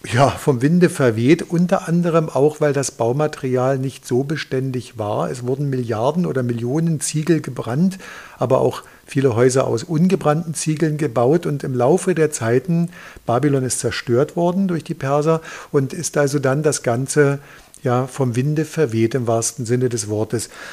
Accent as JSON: {"language": "German", "town": "Dresden", "region": "Saxony", "country": "Germany", "said": "als Dresdner"}